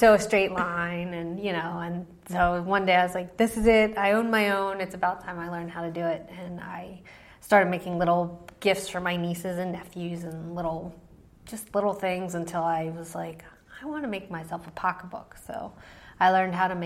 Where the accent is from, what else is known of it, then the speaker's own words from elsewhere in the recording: outside Philadelphia, Pennsylvania, United States; I grew up in Pennsylvania, outside Philly